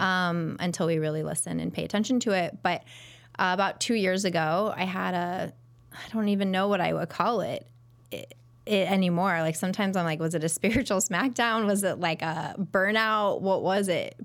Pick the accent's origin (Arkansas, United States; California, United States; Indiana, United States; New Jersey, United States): California, United States; Pasadena; moved away as an adult; also born or lived in Ohio; now in Chicago, United States; I grew up in California area, right outside of Pasadena